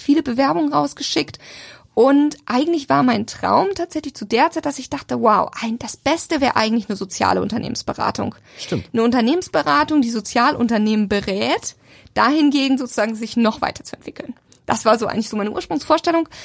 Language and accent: German; Sommerland, Schleswig-Holstein, Germany; also born or lived in Elmshorn; now in Hamburg, Germany; ich tatsächlich bin gar nicht so richtig gebürtige Elmshornerin, sondern bin total auf dem Dorf aufgewachsen